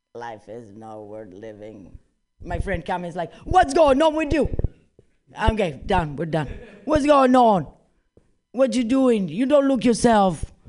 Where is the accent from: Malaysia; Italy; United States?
Italy; moved away; I'm originally from Italy